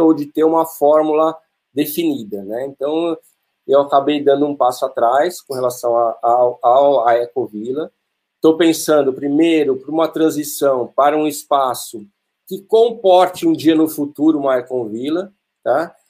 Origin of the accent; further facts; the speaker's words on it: Atibaia, São Paulo, Brazil; eu nasci em São Paulo e eu morava no apartamento, andava de bicicleta no corredor do prédio e meu pai veio para Atibaia e nos trouxe